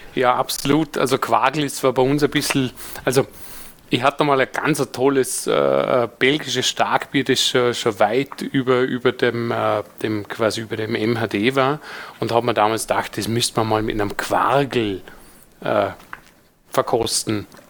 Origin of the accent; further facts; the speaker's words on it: Vorarlberg, Austria; Vorarlberger sein